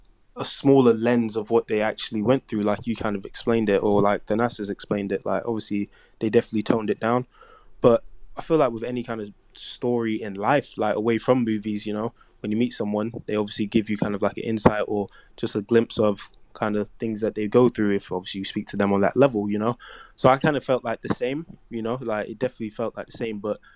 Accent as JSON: {"language": "English", "country": "Nigeria", "said": "But in terms of just like being Nigerian, you know, like that sense of like family, religion, and just knowing what is important"}